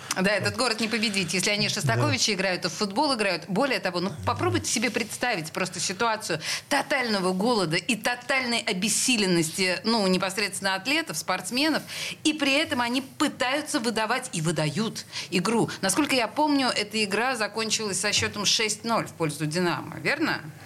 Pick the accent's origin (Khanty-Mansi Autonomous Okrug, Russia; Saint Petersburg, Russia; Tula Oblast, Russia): Saint Petersburg, Russia; мы петербуржцы коренные